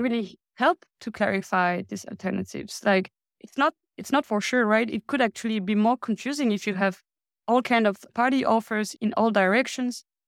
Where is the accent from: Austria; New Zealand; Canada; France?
France; now in Denmark; I come from France